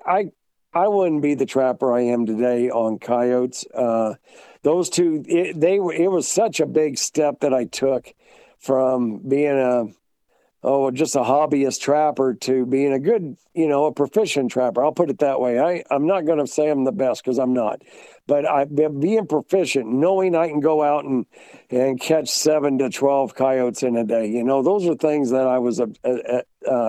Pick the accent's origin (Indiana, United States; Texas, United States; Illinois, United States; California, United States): Illinois, United States; West Central Illinois near Quincy, United States; moved away as an adult; also born or lived in Virginia / Wisconsin / Iowa / Kentucky; now in North Carolina, United States; Growing up in West Central Illinois near Quincy